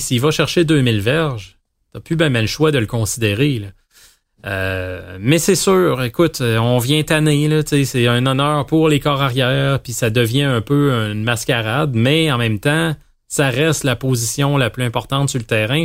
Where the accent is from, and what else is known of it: Quebec, Canada